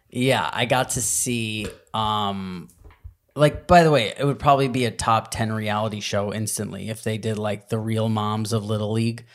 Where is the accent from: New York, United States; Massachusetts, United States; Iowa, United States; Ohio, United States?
New York, United States; growing up in New York